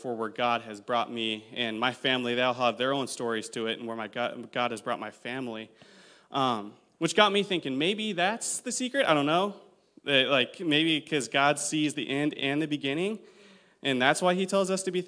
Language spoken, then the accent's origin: English; Citrus Heights, California, United States; I grew up in Citrus Heights.